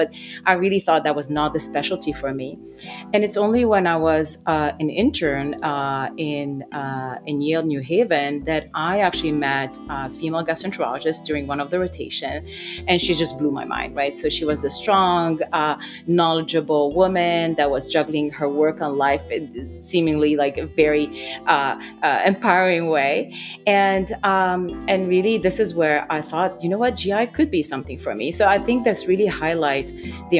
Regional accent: Lebanon; moved away; I grew up in Lebanon during times of war

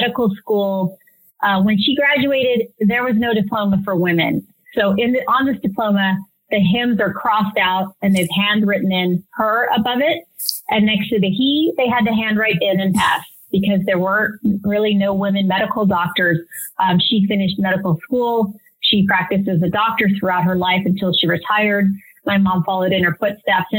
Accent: Stockton, California, United States; I grew up in Stockton, California

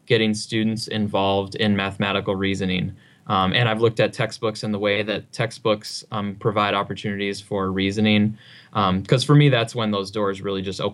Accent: Upper Peninsula of Michigan, United States; I grew up in the Upper Peninsula of Michigan on a farm

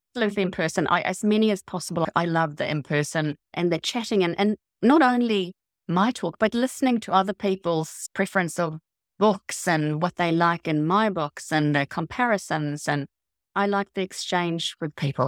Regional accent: Gotland, Sweden; moved away as an adult; also born or lived in north of Auckland, New Zealand; now in Auckland, New Zealand; I was born in Gothland, which is an island in the Baltic Sea.

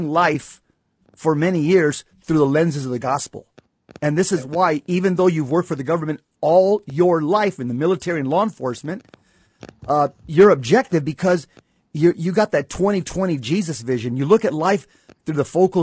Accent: United States; as an American

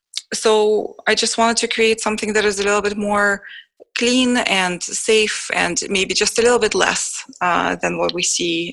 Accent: Israel; English is a second language; now in Canada; I lived my passion until I immigrated to Canada from Israel, and I had to start and establish my career all over again.

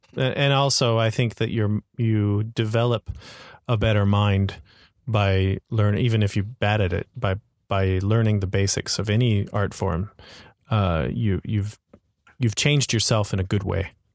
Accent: Florida, United States; now in Hong Kong; I grew up in Florida.

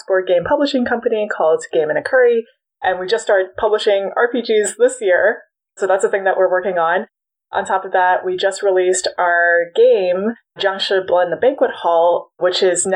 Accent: Hong Kong; I grew up in Hong Kong

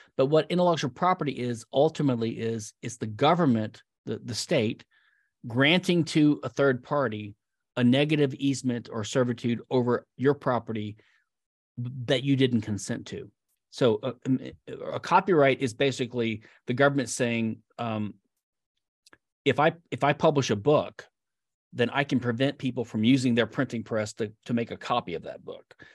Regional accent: Louisiana, United States; also born or lived in Philadelphia; now in Houston, United States; I'm from Lou, the state of Louisiana, a great state to be from

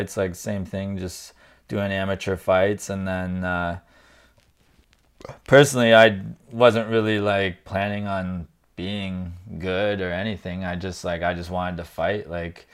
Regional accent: Kitchener, Ontario, Canada; I'm just Kitchener, born and raised here

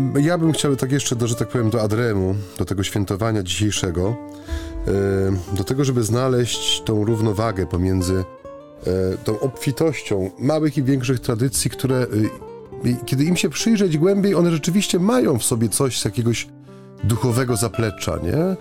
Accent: Silesian Voivodeship, Poland; U, u, nas na Śląsku

